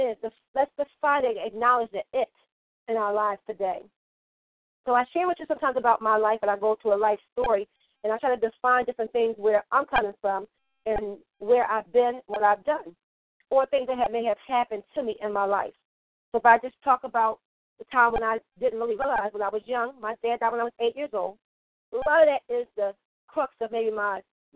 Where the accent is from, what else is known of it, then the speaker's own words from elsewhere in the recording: Philadelphia, Pennsylvania, United States; I'm from Philly